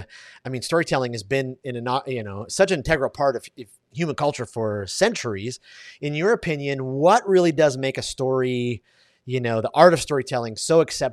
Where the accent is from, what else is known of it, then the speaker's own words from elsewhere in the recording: Detroit, Michigan, United States; So even though I grew up in Detroit, man, I just love the Splendid Splinter.